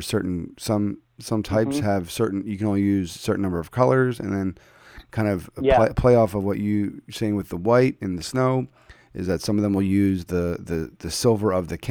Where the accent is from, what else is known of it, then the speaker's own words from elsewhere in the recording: Philadelphia, Pennsylvania, United States; moved away; I'm originally from Philadelphia